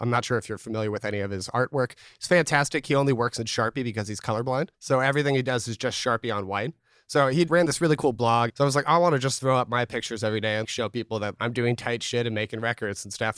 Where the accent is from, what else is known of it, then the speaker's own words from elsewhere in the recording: Newark, California, United States; I grew up here in Newark, California.